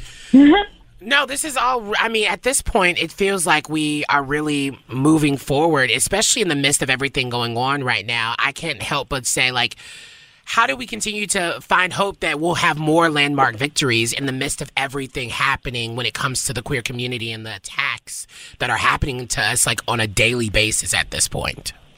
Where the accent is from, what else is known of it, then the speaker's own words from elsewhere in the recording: the South, United States; accent: southern; my southern accent, I can't help it sometimes